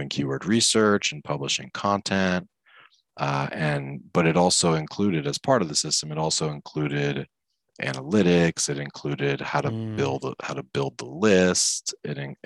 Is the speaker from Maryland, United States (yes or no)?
yes; Maryland, United States; I grew up in Maryland